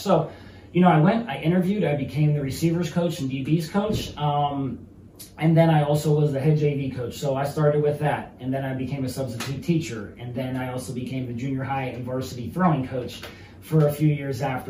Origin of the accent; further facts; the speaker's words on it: Mercer County, Pennsylvania, United States; my hometown of Mercer County.